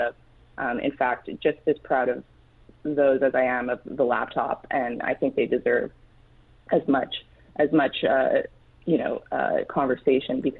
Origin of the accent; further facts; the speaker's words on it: Montreal, Quebec, Canada; moved away as an adult; also born or lived in Washington; I grew up in Canada. I'm from Montreal